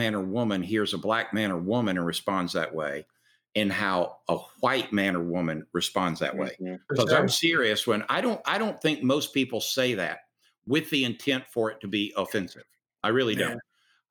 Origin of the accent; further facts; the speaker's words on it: the South, United States; accent: Southern; also born or lived in North Kingstown, Rhode Island; my Southern accent